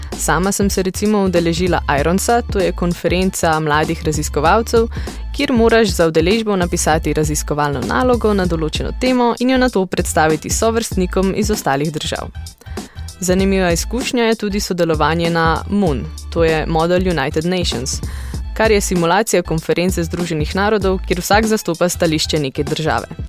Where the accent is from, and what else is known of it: Slovenia